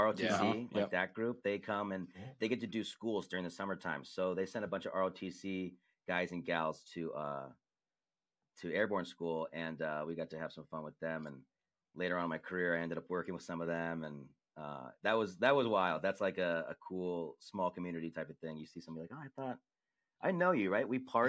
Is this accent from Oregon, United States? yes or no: no; San Diego, California, United States; I grew up in San Diego.